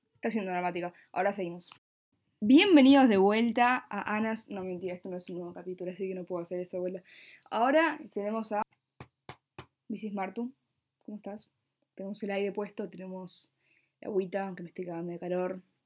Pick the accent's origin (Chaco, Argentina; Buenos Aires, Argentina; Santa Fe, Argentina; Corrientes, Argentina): Buenos Aires, Argentina; Nací en una cama en un hospital en la ciudad autónoma de Buenos Aires, en Argentina